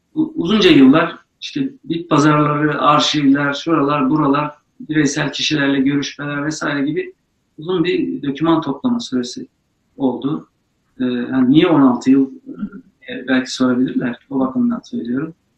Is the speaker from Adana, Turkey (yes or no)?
no; Ankara, Turkey; also born or lived in Eleşkirt, Ağrı; Ben Ağrı Eleşkirt doğumluyum. Sonrasında orada da kalmadık. Ankara'ya geldik, yerleştik.